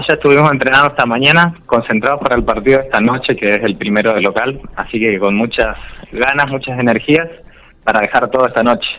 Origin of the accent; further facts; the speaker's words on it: Charata, Chaco, Argentina; now in General Pico, Argentina; yo soy de Charata Chaco